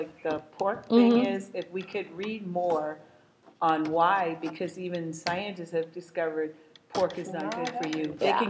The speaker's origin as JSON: {"language": "English", "town": "New Orleans", "region": "Louisiana", "country": "United States", "tie": "born or raised there", "said": "I'm from New Orleans, mm-hmm. brought up with a lot of seafood"}